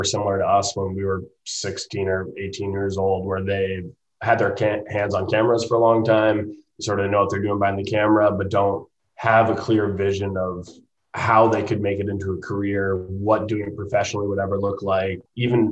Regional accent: Franconia, New Hampshire, United States; now in Jackson Hole, United States; we grew up in Franconia, New Hampshire, skiing in New England

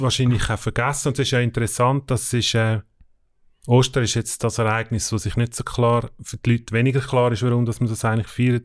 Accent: Switzerland; wir als Schweizer

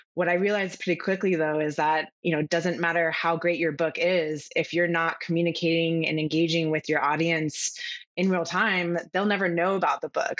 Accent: California, United States; now in Charleston, United States; I'm originally from California, and what brought me to where I'm currently now in Charleston, South Carolina

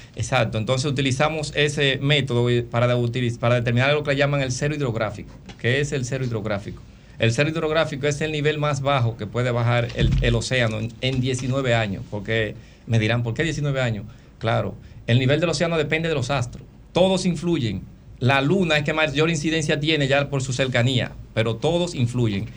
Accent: Dominican Republic; como dominicanos

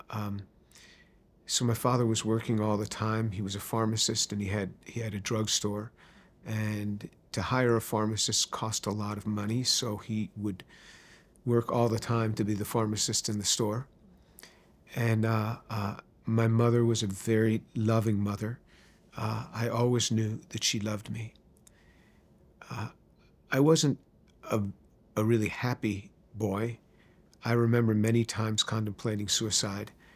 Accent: White Plains, New York, United States; also born or lived in Manhattan, New York City / Bronx, New York City; I was born in New York City, in Manhattan. My first home was in the Bronx, uh, but I really grew up in White Plains, which is just north of the city.

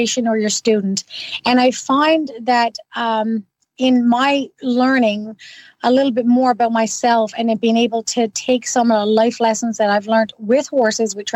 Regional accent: Newfoundland and Labrador, Canada; now in Ottawa, Canada; I'm originally from Newfoundland. Now, I've been gone for quite a long time

